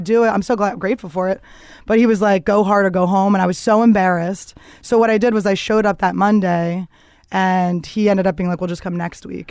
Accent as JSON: {"language": "English", "town": "Philadelphia", "region": "Pennsylvania", "country": "United States", "tie": "born or raised there", "said": "I grew up in the suburbs of Philadelphia"}